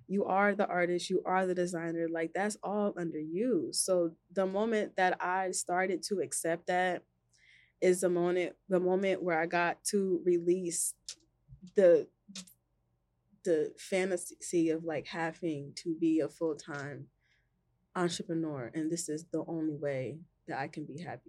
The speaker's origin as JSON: {"language": "English", "town": "New Brunswick", "region": "New Jersey", "country": "United States", "tie": "born or raised there", "said": "I grew up in New Brunswick."}